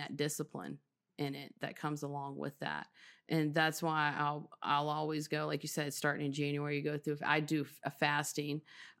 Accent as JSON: {"language": "English", "region": "Texas", "country": "United States", "tie": "born or raised there", "said": "in Texas in a mobile home until I was 7 years old."}